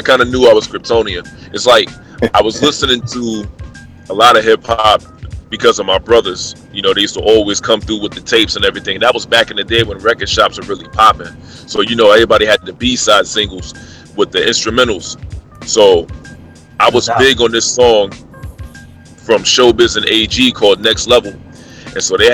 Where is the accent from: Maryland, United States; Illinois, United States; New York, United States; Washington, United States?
New York, United States; New York City; growing up in Brooklyn